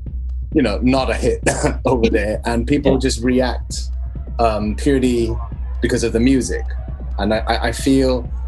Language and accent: English; Hong Kong; moved away; also born or lived in Berlin, Germany / Europe; I'm from Hong Kong